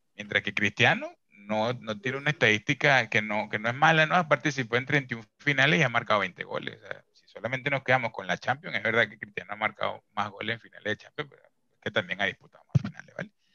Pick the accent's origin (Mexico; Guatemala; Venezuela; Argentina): Venezuela; como venezolano